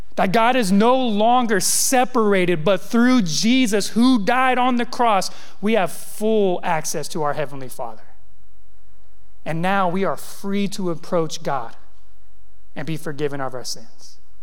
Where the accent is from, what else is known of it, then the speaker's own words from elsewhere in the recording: California, United States; also born or lived in the South (US), 13 years; now in US South; I grew up in California, and I grew up in a like very predominant Hispanic community